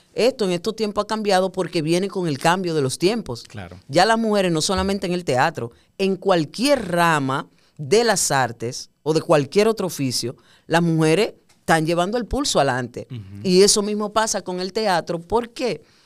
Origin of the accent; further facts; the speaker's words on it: Puerto Plata, Dominican Republic; moved away as an adult; now in Santo Domingo, Dominican Republic; yo soy de Puerto Plata. Eh, cuando yo terminé el bachillerato en Puerto Plata, yo decidí venir a estudiar a Santo Domingo publicidad